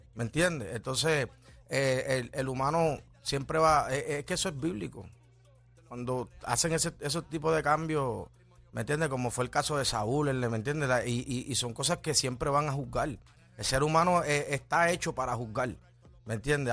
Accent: Ponce, Puerto Rico; me crié en Lirio del Sur en Ponce

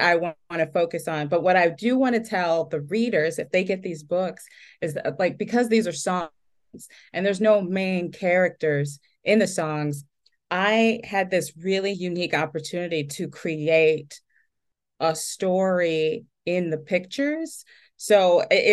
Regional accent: Chicago, Illinois, United States; I grew up in urban neighborhoods. I'm from Chicago. I live just outside the city now

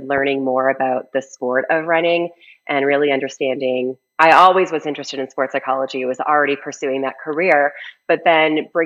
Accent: Canada; moved away as an adult; now in Colorado, United States; I was a ski racer growing up, and I grew up in Canada. I currently live in Colorado, but I did grow up in Canada.

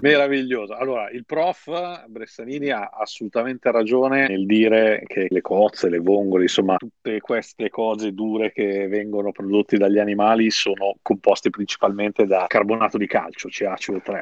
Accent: Milan, Lombardy, Italy; io sono di Milano

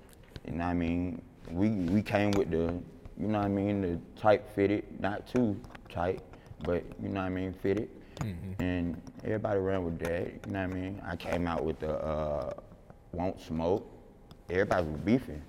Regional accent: Atlanta, Georgia, United States; I come from Capitol Homes.

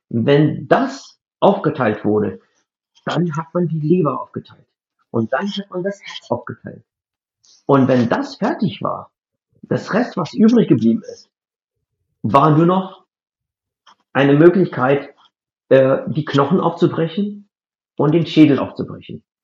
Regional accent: India; German is a second language; moved away as an adult; now in Germany; ursprünglich in Indien, das ist meine Heimat

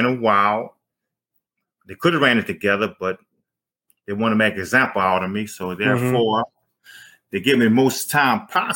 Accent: Avondale, Louisiana, United States; also born or lived in New Orleans, Louisiana; I grew up like more in the countryside of New Orleans on the West Bank. I was raised in Avondale, Louisiana.

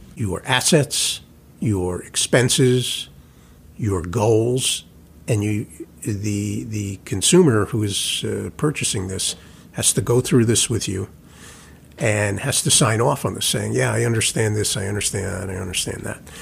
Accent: New York, United States; as a New Yorker

